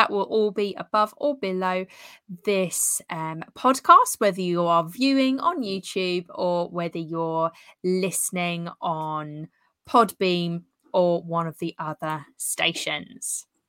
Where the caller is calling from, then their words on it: Southbourne, South West England, United Kingdom; We're tuning in from Southbourne in Dorset, the UK.